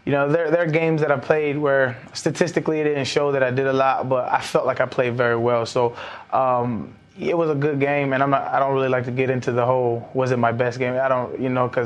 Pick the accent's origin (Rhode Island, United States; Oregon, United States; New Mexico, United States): New Mexico, United States; Albuquerque; when I was a little kid, I grew up in Albuquerque, New Mexico